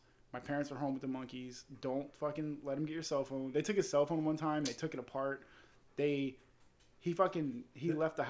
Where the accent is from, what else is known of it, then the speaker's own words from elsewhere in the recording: Florida, United States; I'm from Florida